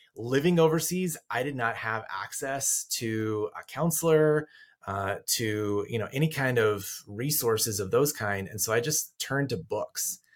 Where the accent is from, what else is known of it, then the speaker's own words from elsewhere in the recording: rural Colorado, United States; I grew up in rural Colorado, up in the mountains